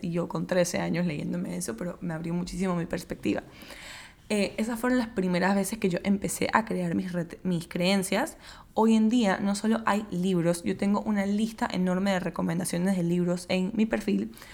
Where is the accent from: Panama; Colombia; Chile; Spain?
Panama; yo soy de Panamá, vivo en Panamá